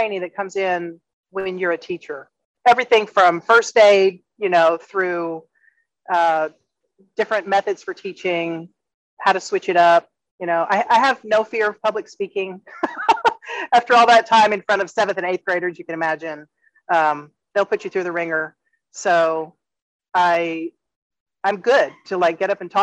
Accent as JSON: {"language": "English", "region": "Texas", "country": "United States", "tie": "born or raised there", "moved": "as an adult", "lives_now": "Playas del Coco, Costa Rica", "said": "I grew up in Texas."}